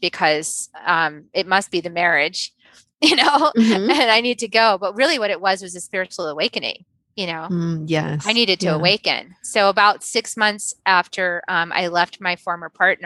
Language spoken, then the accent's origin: English; New England, United States; moved away as an adult; also born or lived in Dallas, Texas / Virginia / Silicon Valley; now in Austin, United States; we spent most of my life in New England, in Connecticut, Massachusetts, and a little 1 year in Virginia.